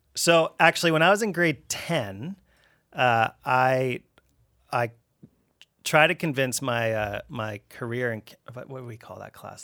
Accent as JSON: {"language": "English", "town": "Abbotsford", "region": "British Columbia", "country": "Canada", "tie": "born or raised there", "also_born_or_lived": "Richmond", "said": "I grew up Abbotsford"}